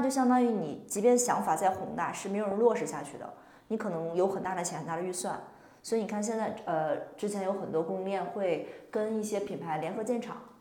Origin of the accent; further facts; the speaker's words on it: northern China, China; 我自己是土生土长北方